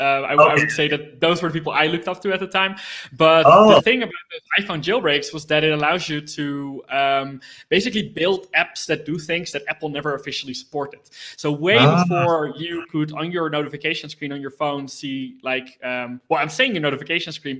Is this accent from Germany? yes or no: no; Netherlands; I was born in the Netherlands. I kind of grew up with computers all around me.